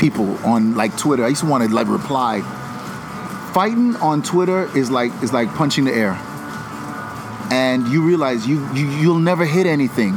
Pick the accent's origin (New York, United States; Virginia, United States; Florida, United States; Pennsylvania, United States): Florida, United States; Carol City; we're from Carroll City